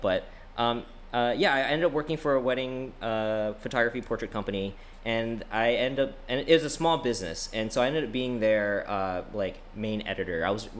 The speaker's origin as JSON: {"language": "English", "region": "New York", "country": "United States", "said": "And I thought, since I was originally from New York and I was so accustomed and comfortable going there every twice a year because my family's still up there."}